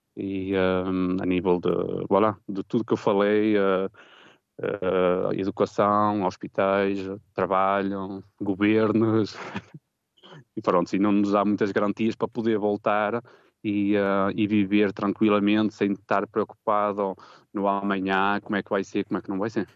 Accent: Portugal; now in Geneva, Switzerland; sendo português

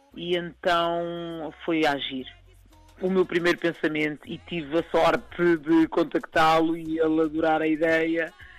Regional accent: Lisbon, Portugal; eu nasci aqui, mas aqui em Lisboa

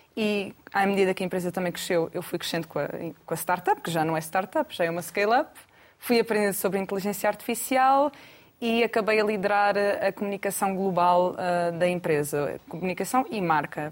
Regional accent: Lisbon, Portugal; Sou de Lisboa também

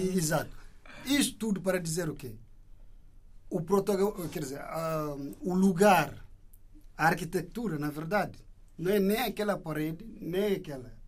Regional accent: Indonesia; now in Portugal; enquanto indonésio que está aqui de passagem

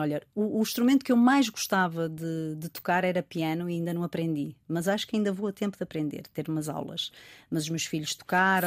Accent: Rio Tinto, Norte, Portugal; also born or lived in Porto; vivi em Rio Tinto

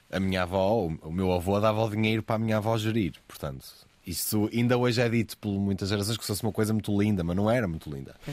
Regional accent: Porto, Norte, Portugal; O subúrbio, o Porto já é um sítio mais fechado, Exato. historicamente. Sim o subúrbio do Porto

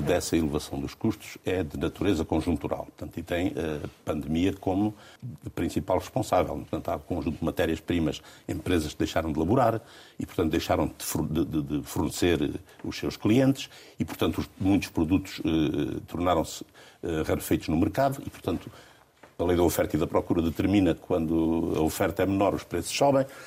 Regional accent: Alentejo, Portugal; nasci e sempre vivi no Alentejo

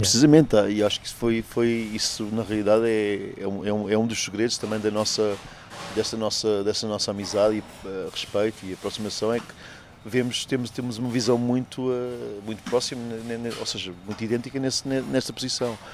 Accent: Portugal; moved away as an adult; Eu saí de Portugal propriamente quando tinha 19 anos e até aos 19 anos passei muito tempo e conheci muito

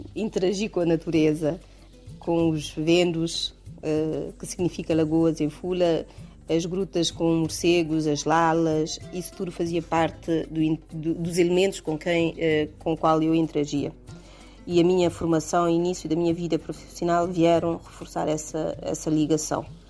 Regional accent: Galomaro-Cossé, eastern Guinea-Bissau, Bafatá, Guinea-Bissau; eu cresci com a minha avó em Galumar o Cossé, na zona leste do país

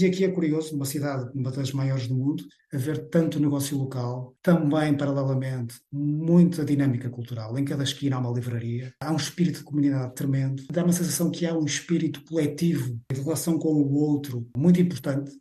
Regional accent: Vila Nova de Famalicão, Braga, Portugal; moved away as an adult; also born or lived in Galicia, Spain / A Coruña / United States; now in Barcelona, Spain; eu nasci em Vila Nova de Famalicão

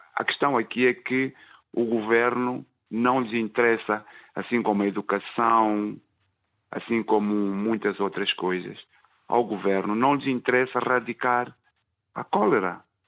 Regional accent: Mozambique; now in London, United Kingdom; sou moçambicano, sim, vivo cá em Londres

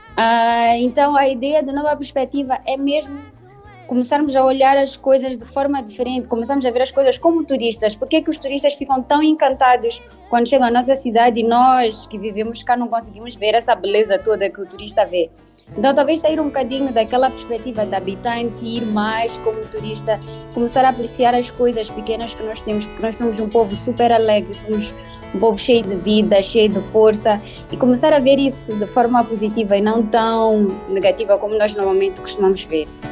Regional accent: Maputo, Mozambique; nasci na província de Maputo, em Moçambique

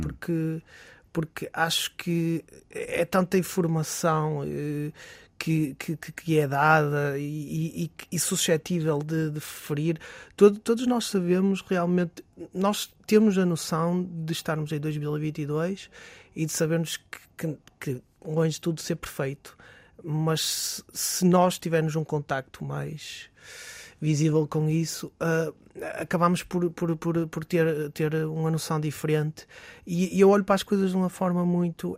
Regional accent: Barcelos, Norte, Portugal; now in Braga, Portugal; somos de Barcelos, naturais de Barcelos

